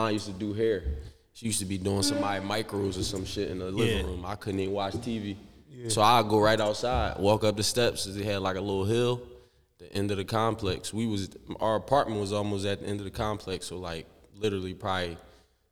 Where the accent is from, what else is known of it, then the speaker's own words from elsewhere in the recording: Philadelphia, Pennsylvania, United States; I'm from North Philly originally, 10th and Clearfield, 11th and Indiana